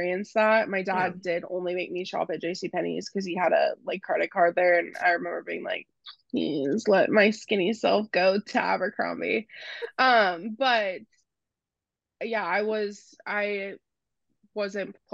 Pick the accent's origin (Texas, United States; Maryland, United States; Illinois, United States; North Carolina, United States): Texas, United States; I'm from Texas